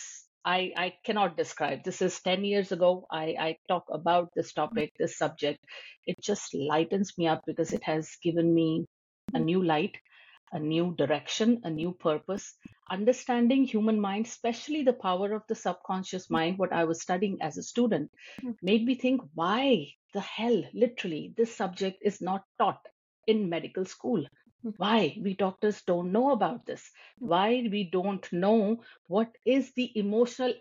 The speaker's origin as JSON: {"language": "English", "country": "India", "moved": "as an adult", "lives_now": "United States", "said": "I'm an Indian"}